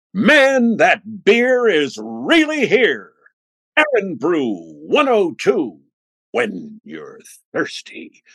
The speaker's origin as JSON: {"language": "English", "region": "New Jersey", "country": "United States", "tie": "born or raised there", "also_born_or_lived": "Brooklyn, New York", "said": "I was born in Brooklyn, lived there till I was nine, and in 1951 we moved across the bridge to Jersey. So I moved to Jersey"}